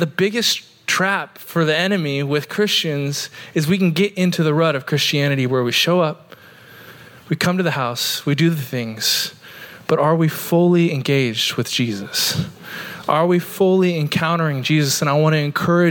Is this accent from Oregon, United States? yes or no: yes; Oregon, United States; now in St. Augustine, United States; I grew up in Oregon in the mountains